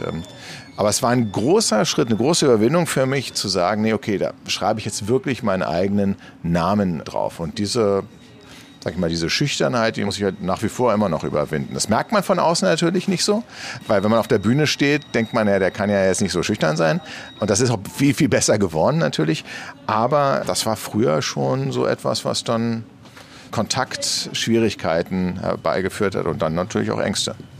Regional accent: Berlin, Germany; ich bin in Eichkamp groß geworden

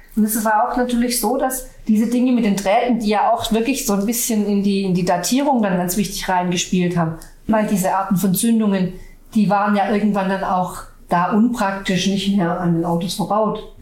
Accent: Swabia, Germany; bei uns in Schwaben

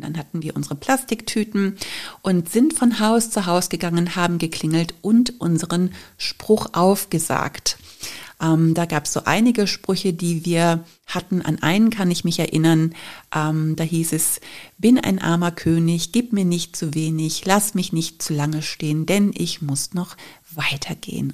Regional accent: Cologne, North Rhine-Westphalia, Germany; Ich bin ja in Köln groß geworden, habe Karneval als Kind geliebt

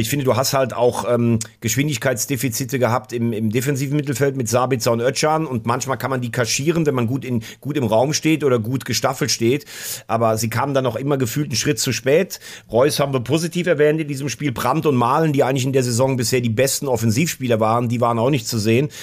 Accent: Mayen, Rhineland-Palatinate, Germany; beim TuS Mayen auch gespielt, also aus meiner Heimat

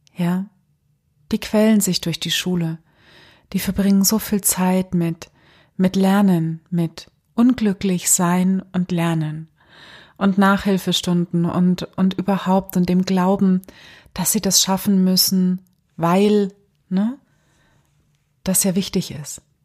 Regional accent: Germany; gerade hier bei uns in Deutschland

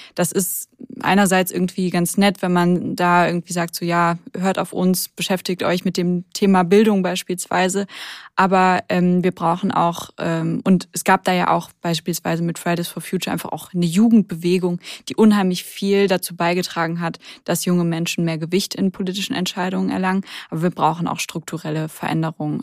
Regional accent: Rhineland, Germany; now in Hamburg, Germany; Ich komme aber ja aus dem Rheinland

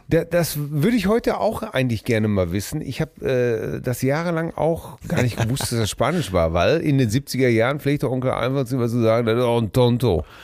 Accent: Germany; also born or lived in Hamm; als Deutscher

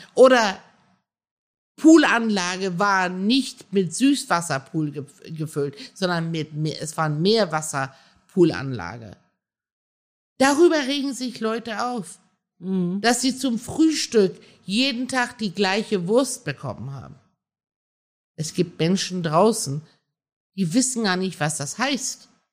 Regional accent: Germany; also born or lived in Iran; Wir hatten zu Hause die iranische Welt und in der Schule waren wir Deutsche

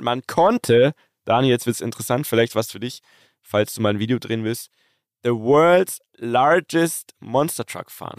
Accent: Germany; bei uns in Deutschland

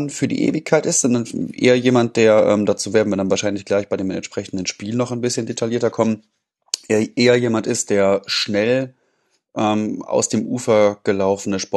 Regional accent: Dortmund, North Rhine-Westphalia, Germany; auch wenn Schalke nun als Dortmunder nicht zwingend mein Lieblingsverein ist

